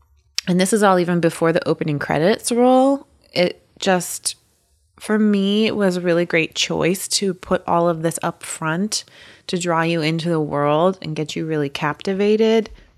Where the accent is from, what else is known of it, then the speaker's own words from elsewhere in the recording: United States; And I'm just unaware because I'm a American and I haven't had the pleasure.